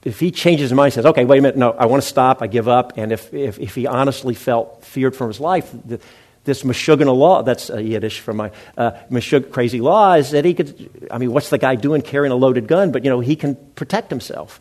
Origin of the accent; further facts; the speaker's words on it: Memphis, Tennessee, United States; moved away; my hometown, Memphis, Tennessee